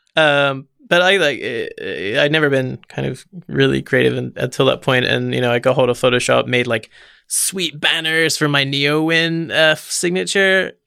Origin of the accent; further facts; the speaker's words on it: Forest of Dean, South West England, United Kingdom; so I'm from the United Kingdom, and I'm from a tiny place called the Forest of Dean